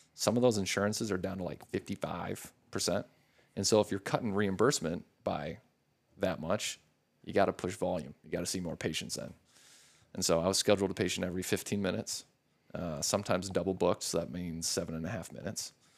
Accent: La Crosse, Wisconsin, United States; moved away as an adult; also born or lived in Madison, Wisconsin; now in Scottsdale, United States; born and raised in Wisconsin

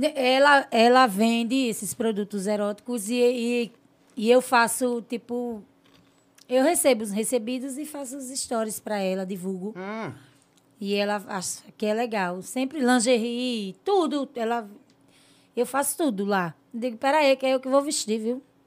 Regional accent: Porto Real do Colégio, Alagoas, Brazil; De Porto Real do Colégio, São Brás, que é tudo colégio, foi onde eu me criei.

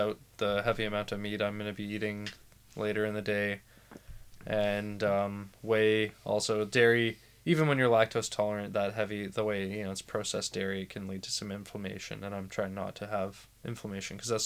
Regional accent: Vancouver, British Columbia, Canada; I was born in Vancouver in 1996. I grew up in Vancouver.

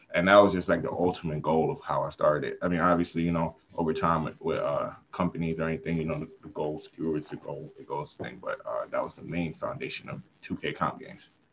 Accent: New York City, New York, United States; I'm from Brooklyn

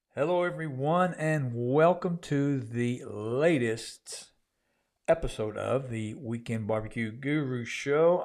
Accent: Southwest Oklahoma, United States; where I grew up in Southwest

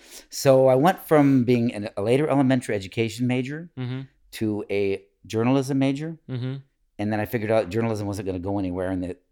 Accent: Ann Arbor, Michigan, United States; now in Sacramento, United States; I have lived in Sacramento now 22 years mm-hmm. since my wife brought me here, and I am originally from Ann Arbor, Michigan.

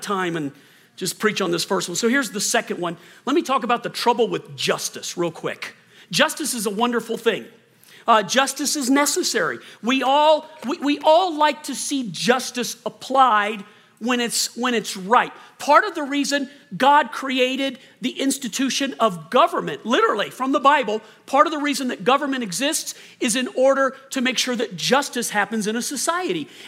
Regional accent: Colorado, United States; moved away as an adult; also born or lived in Lexington, Kentucky; we moved back to Colorado. This is where Chris is from, and I grew up most of my life here

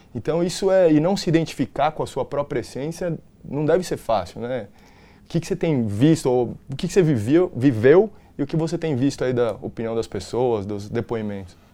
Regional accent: São Paulo, Brazil; eu nasci, fui criado na Bela Vista, né? Origem italiana

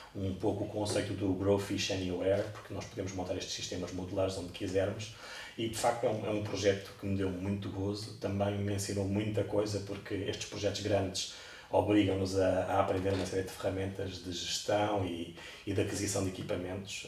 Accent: Cascais, Lisbon, Portugal; eu sou de Cascais, sempre cresci ao pé da, da, da praia

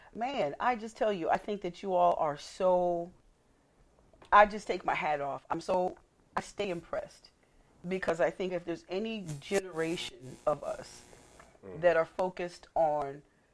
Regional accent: Elizabeth, New Jersey, United States; also born or lived in New York / Newark, New Jersey; I'm from Jersey. I grew up in Essex, in Elizabeth, New Jersey, Union County. And then, but I lived in Essex. I lived in Newark, and all of that.

